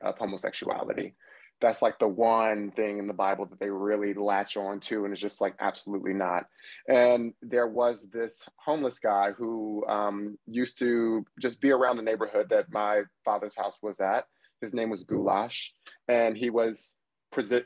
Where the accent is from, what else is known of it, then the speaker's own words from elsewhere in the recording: Trenton, New Jersey, United States; also born or lived in Washington, D.C.; now in New York City, United States; I'm from Trenton, New Jersey